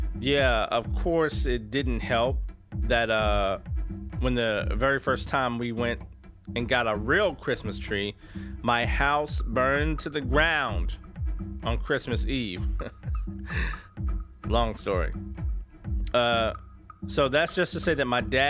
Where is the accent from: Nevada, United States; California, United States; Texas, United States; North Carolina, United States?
Texas, United States; East; I grew up in East Texas, heart of the Bible Belt